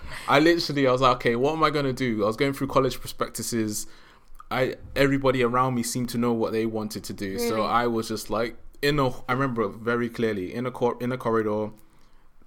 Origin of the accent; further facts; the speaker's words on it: London, United Kingdom; So I grew up in South.